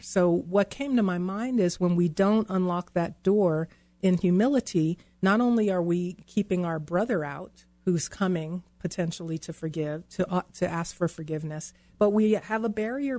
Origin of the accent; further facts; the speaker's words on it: New York, United States; now in Colorado, United States; I grew up in New York where you had, you know, five deadbolts in the chain